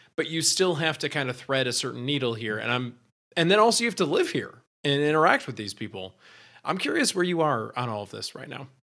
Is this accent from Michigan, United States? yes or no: yes; Michigan, United States; I'm from Michigan